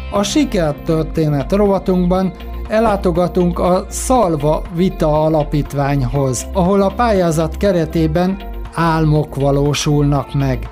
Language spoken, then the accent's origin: Hungarian; Budapest, Hungary; én Baros Gábor telepen nevelkedtem